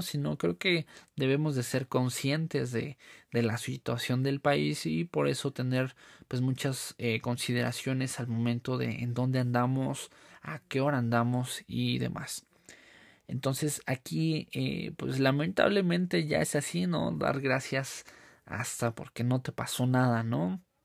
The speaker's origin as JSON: {"language": "Spanish", "country": "Mexico", "said": "nos caracteriza como mexicanos"}